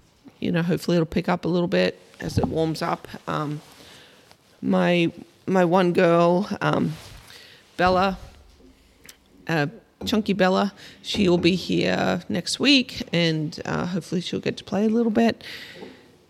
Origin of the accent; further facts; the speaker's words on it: Australia; I'm from Australia